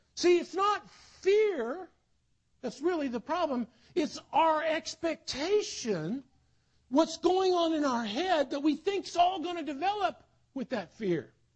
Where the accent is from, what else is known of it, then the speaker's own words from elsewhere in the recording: South Carolina, United States; also born or lived in Netherlands; I grew up in South Carolina born in Holland, but I grew up in the in the South.